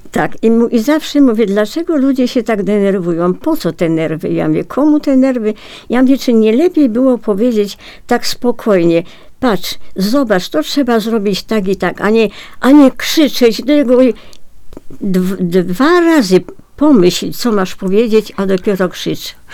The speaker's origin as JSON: {"language": "Polish", "town": "Piotrków Trybunalski", "region": "Łódź Voivodeship", "country": "Poland", "tie": "born or raised there", "said": "Rodowitą Piotrkowianką"}